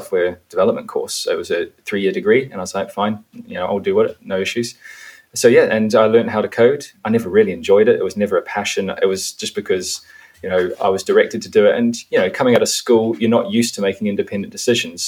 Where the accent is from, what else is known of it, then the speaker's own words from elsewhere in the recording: New Zealand; I grew up in New Zealand. That was where my parents chose to raise the family.